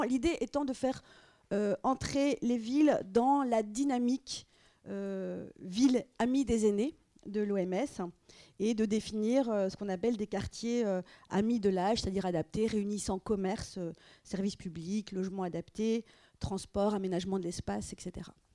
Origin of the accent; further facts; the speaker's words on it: France; chez nous en France